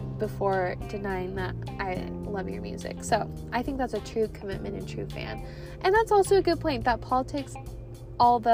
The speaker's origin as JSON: {"language": "English", "region": "Pacific Northwest", "country": "United States", "moved": "yes", "lives_now": "Phoenix, United States", "said": "I'm from the Pacific Northwest"}